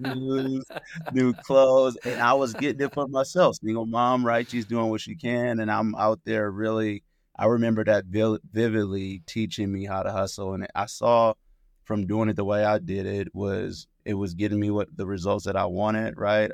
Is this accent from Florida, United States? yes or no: no; Oakland, California, United States; I grew up in Oakland, California, and I was raised in a single parent household